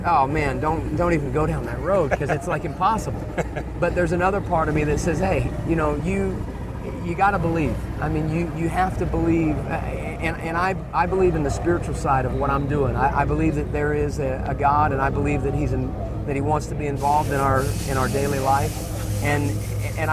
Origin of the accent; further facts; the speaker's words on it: United States; being an American guy